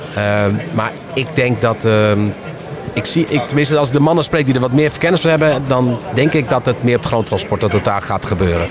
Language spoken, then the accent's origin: Dutch; Netherlands; wij in Nederland doen. Want we, eh, ja, wij, zijn een heel raar volk met z'n allen, een klein landje